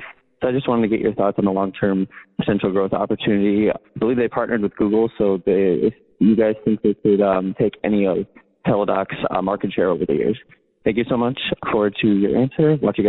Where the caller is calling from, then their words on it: Chicago, Illinois, United States; I'm calling from the Chicago area.